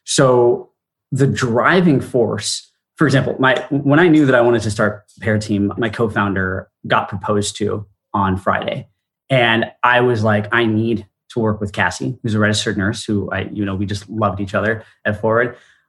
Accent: India; also born or lived in Singapore; spending most of my life in India. I'm Indian by origin. And growing up abroad set a lot of who I am today.

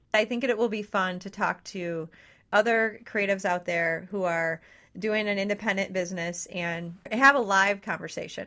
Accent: Detroit, Michigan, United States; I was born in Detroit

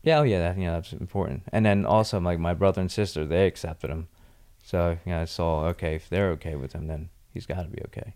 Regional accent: Mystic Island, New Jersey, United States; also born or lived in Margate, New Jersey; I grew up partly in Mystic Island, New Jersey, and then when my parents divorced, my mom and I moved to Margate, New Jersey for a couple years

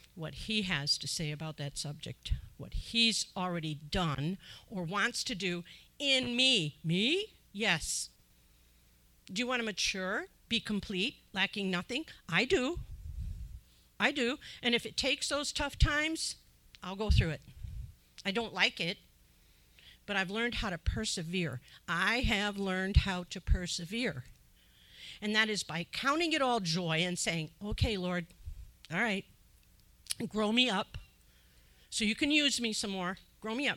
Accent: Illinois, United States; moved away; I'm from Illinois originally, so I know about the farmers

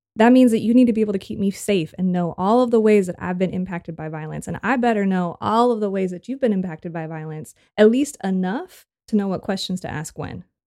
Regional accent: Santa Cruz, California, United States; moved away as an adult; also born or lived in San Diego, California / Tijuana, Mexico / Chile / Costa Rica; I was born in Santa Cruz, California.

